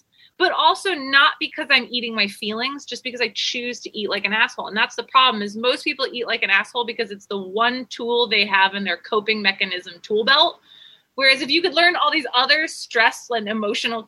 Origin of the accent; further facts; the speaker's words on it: Seattle, Washington, United States; moved away as an adult; also born or lived in Virginia / California; now in Costa Rica; I grew up in Seattle. I was born in Virginia, moved to Seattle when I was 4 with my family, lived in Seattle for till 18